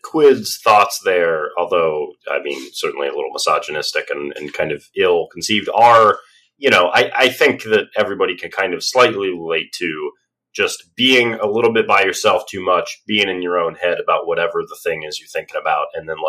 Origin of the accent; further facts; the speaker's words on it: Australia; I'm the Australian.